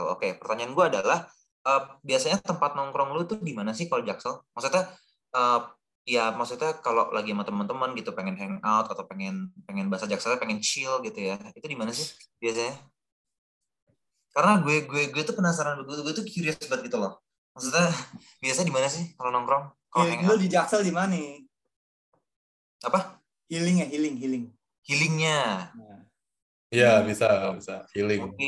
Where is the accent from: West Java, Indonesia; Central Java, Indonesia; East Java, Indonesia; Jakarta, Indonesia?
Jakarta, Indonesia; also born or lived in Gading Serpong, Tangerang; now in Tangerang, Indonesia; sekarang tinggalnya di uh, Gading Serpong di Tangerang tapi gue oh. gue besarnya di Jakarta Selatan